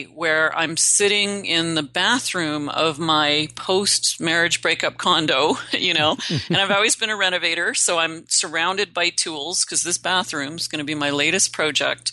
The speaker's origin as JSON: {"language": "English", "region": "Northern Canada", "country": "Canada", "said": "I'm Canadian. I originally hail from Northern Canada. I'm a backwoods girl."}